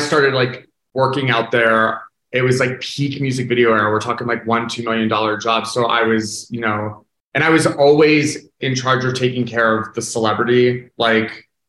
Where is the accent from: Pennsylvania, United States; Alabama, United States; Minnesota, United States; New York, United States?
Pennsylvania, United States; Philadelphia; moved away as an adult; Yeah, I grew up in Philly. And then as soon as I graduated high school, I made my way out to LA and I, you know, lived and worked there for 17 years.